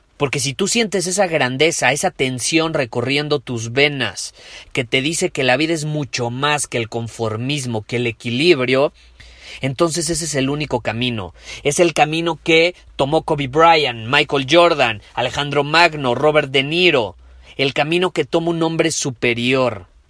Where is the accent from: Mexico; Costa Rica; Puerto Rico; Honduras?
Mexico; como decimos en México